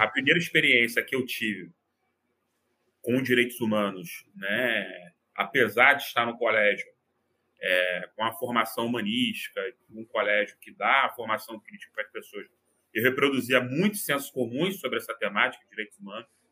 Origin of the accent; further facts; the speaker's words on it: Rio de Janeiro, Brazil; eu sou aqui do Rio de Janeiro